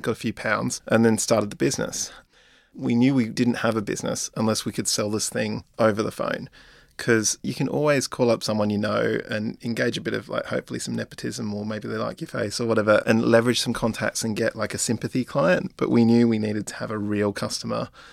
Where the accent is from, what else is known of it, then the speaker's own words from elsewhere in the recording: Australia; moved away; I'm Australian as well